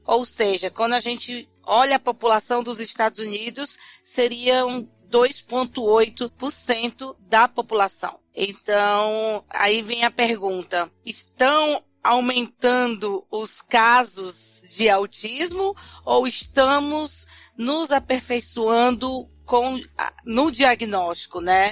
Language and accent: Portuguese; Fortaleza, Ceará, Brazil; now in São Paulo, Brazil; eu sou de Fortaleza, mas moro em São Paulo.